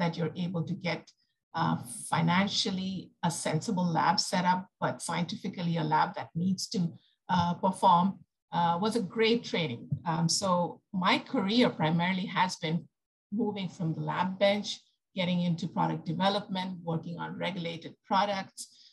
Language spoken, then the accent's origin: English; India; moved away as an adult; now in United States; I come from India. I came to the US